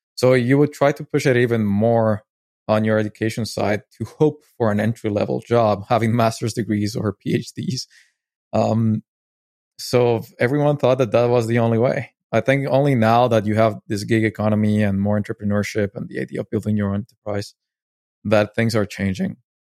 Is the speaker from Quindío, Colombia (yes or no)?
no; Medellín, Antioquia, Colombia; moved away; I was born in Medellin, Colombia, and I lived, um, a big chunk of my life there